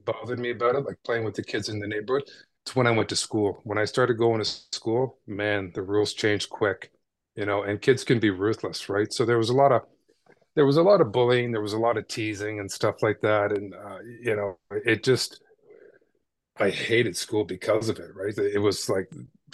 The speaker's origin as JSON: {"language": "English", "town": "Toronto", "region": "Ontario", "country": "Canada", "tie": "born or raised there", "said": "Born and raised in Toronto in the suburbs of Etobicoke"}